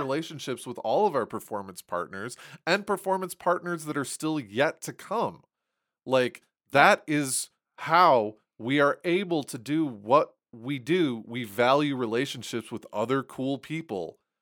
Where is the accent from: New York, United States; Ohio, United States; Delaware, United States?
Ohio, United States; Toledo; moved away; I was born in Toledo.